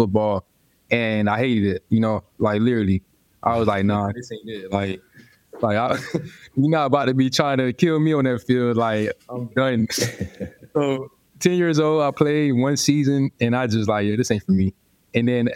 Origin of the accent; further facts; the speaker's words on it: Florida, United States; moved away as an adult; I'm from Florida where, you know, everything is, you know, down south